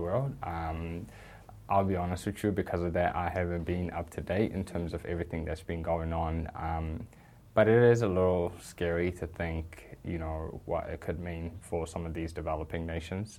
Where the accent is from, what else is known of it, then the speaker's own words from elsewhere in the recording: New Zealand; I very much find New Zealand to be home. In fact, it's all I've ever known.